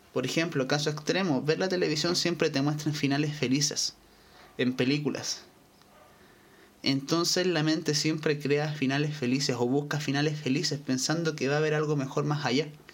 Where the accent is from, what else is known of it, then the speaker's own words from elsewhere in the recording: Chile; Yo soy de Chile